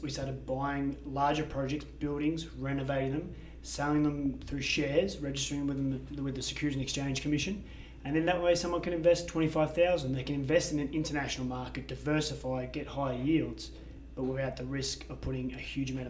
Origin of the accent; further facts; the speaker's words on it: Australia; now in Medellín, Colombia; I'm from Australia